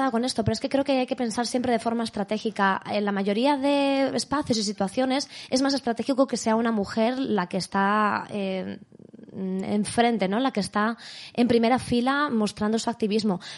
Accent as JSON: {"language": "Spanish", "town": "Madrid", "region": "Community of Madrid", "country": "Spain", "tie": "born or raised there", "lives_now": "Madrid, Spain", "said": "Yo soy de Madrid. ¿De dónde? De, bueno, eh, me crecí en Vallecas hasta los 15 años más o menos y luego desde entonces vivo por el centro."}